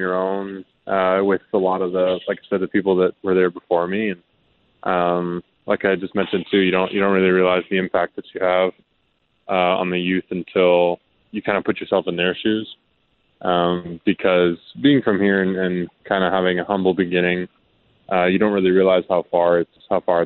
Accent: Calgary, Alberta, Canada; growing up in Little League here

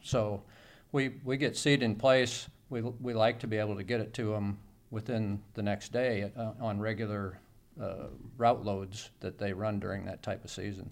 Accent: Bureau County, Illinois, United States; I grew up in Biro County

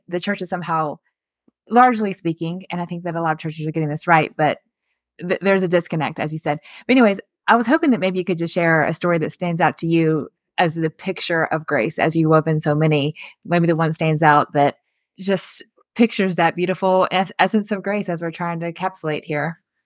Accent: the South, United States; we grew up in the South

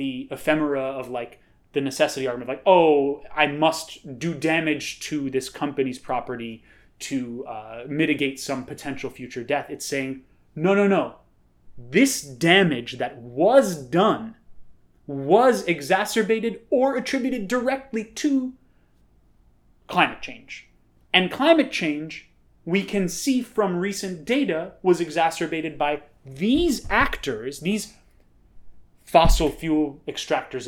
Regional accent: New York City, New York, United States; as a New Yorker

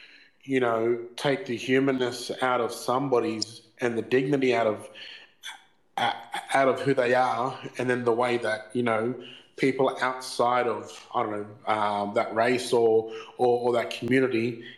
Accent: Brisbane, Queensland, Australia; the big brothers that I grew up with here in Brizzy

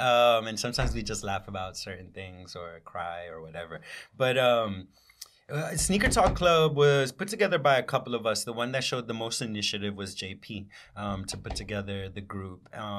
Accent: New York, United States; raised in Washington Heights. I see the differences I have to her in terms of her Dominicanness, just growing up in Washington Heights.

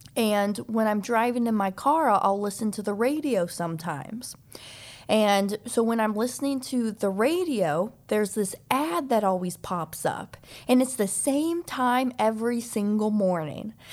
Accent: Olathe, Kansas, United States; moved away as an adult; also born or lived in Overland Park, Kansas; now in Florida, United States; I was raised in the Kansas City area. So, I, I, I was in, uh, high school in, in a town called Olathe.

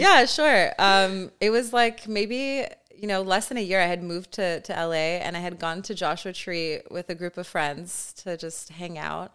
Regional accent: Canada; I'm also Canadian

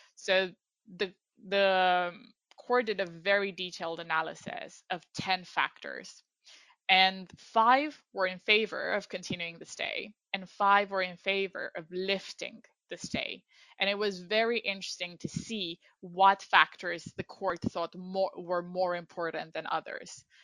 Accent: Iași, Iași County, Romania; moved away as an adult; also born or lived in London, United Kingdom; now in United Kingdom; I am from Romania, from a city called Iași

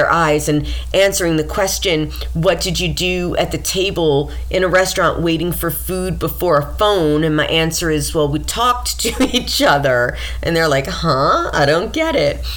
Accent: Mount Vernon, New York, United States; I grew up in Mount Vernon, New York

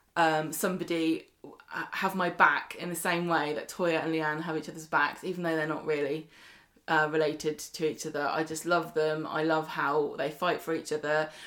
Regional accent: Scotland, United Kingdom; accent: Scottish; it's my accent

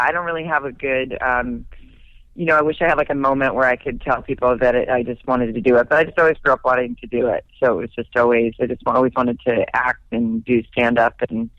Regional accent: Arkansas, United States; also born or lived in Germany; I grew up in Arkansas, actually.

